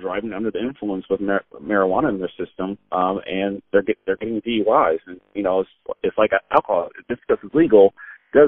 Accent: San Diego, California, United States; I grew up in San Diego.

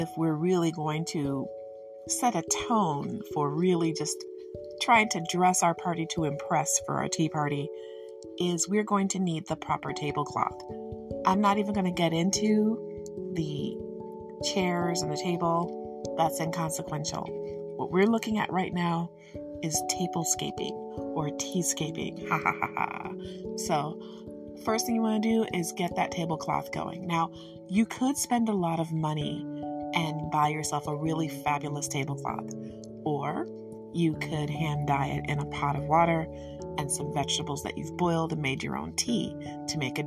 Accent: Michigan, United States; I'm from Michigan, so my English is very regionally influenced

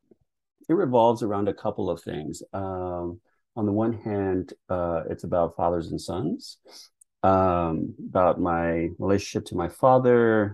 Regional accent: Texas, United States; growing up watching basketball in the early 80s in Texas

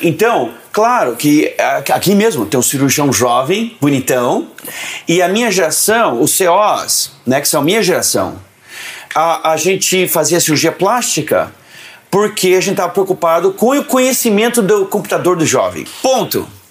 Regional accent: São Paulo, Brazil; now in United States; Eu sou paulistano

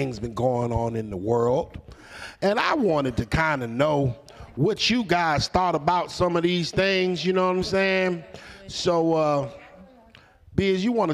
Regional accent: Dinwiddie, Virginia, United States; I'm from Dinwiddie

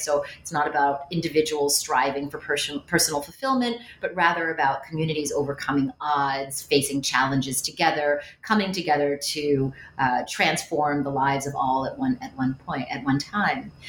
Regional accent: Westchester County, New York, United States; moved away as an adult; also born or lived in Cambridge, Massachusetts; I am from the New York area. I grew up in Westchester County

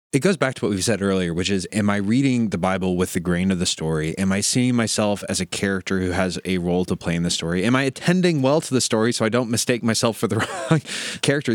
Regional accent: Midwest, United States; I'm a Midwesterner

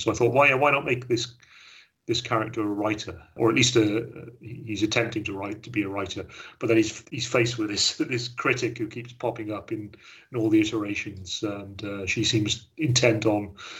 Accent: Wales, United Kingdom; although I'm Welsh and I live in Wales, I've been all over the place, but half my family are from the West Country

